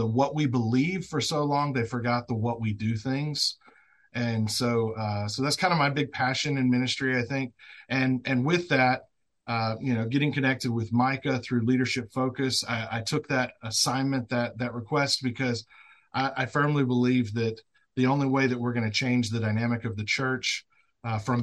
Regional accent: Northeast Louisiana, United States; Northeast Louisiana, where I'm at. Started in the fields when I was 11 years old

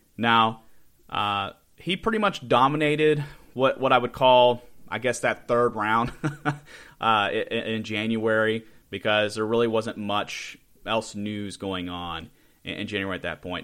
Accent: Charleston, West Virginia, United States; I am from the Charleston area, not Huntington

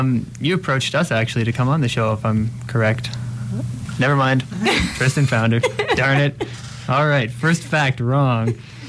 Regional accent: Toronto, Ontario, Canada; moved away as an adult; now in London, Canada; I did my undergrad at U of T as well, but I was born and raised in Toronto, so Toronto was home to me

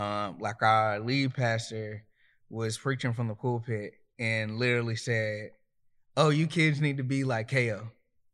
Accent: Myrtle Beach, South Carolina, United States; now in Raleigh, United States; Myrtle Beach, South Carolina, 843. {S0} And currently, {S1} Currently, I'm in Raleigh, North Carolina, Southeast Raleigh, to be exact.

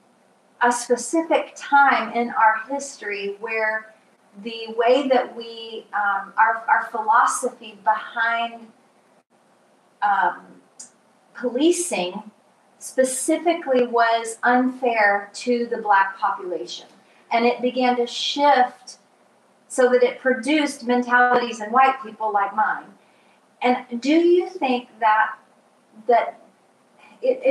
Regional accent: Atlanta, Georgia, United States; I grew up in Atlanta

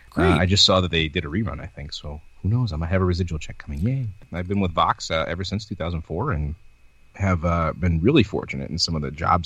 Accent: Los Angeles, California, United States; I grew up

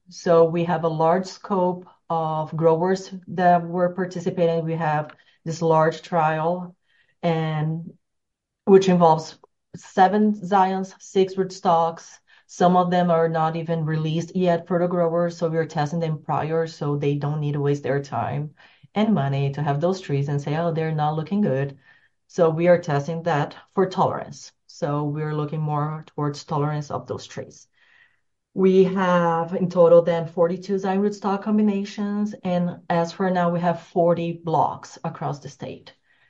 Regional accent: São Paulo, Brazil; English is a second language; My hometown's surrounded by sugar cane, fun enough.

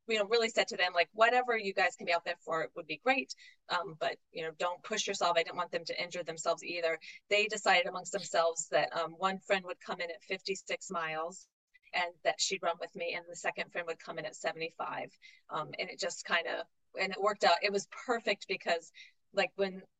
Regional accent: New England, United States; I was from New England

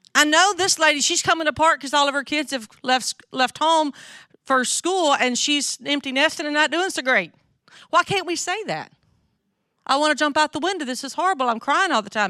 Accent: North Mississippi, United States; accent: southern; now in Jackson, United States; I grew up in North Mississippi

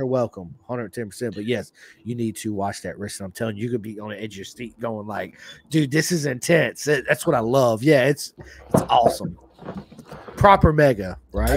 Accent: United States; I grew up here in America

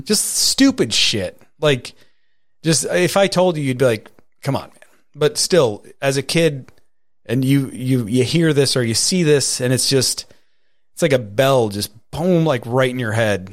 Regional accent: Catskill, New York, United States; I was born in Catskill

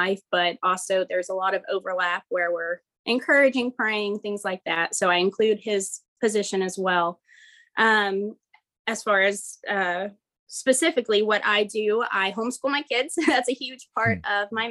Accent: Southeast Texas, United States; also born or lived in Dallas; God led us back to my hometown.

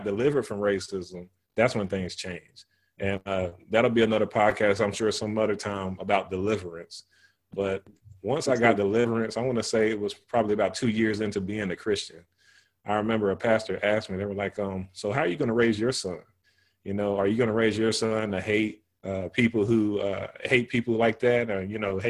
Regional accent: the South, United States; moved away; I'm coming from the South

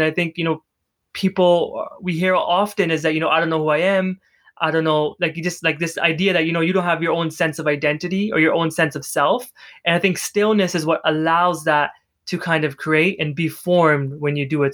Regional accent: Canada; I'm from Canada

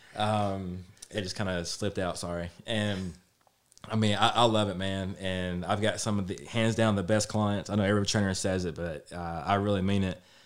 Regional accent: Lewisburg, Tennessee, United States; I'm from Lewisburg and Lewisburg and Page were big rivals growing up.

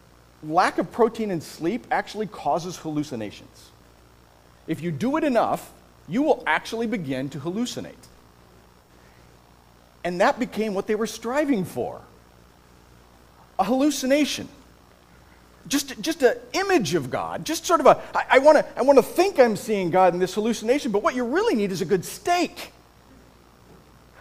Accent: Iowa, United States; moved away; I grew up in Iowa.

